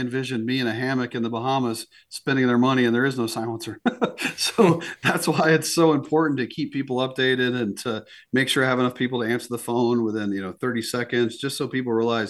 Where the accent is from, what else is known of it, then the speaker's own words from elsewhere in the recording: East Coast, United States; now in South Dakota, United States; I mean, I grew up on the East Coast, and you should have seen the look on my parents' face when I told them I was moving to South Dakota.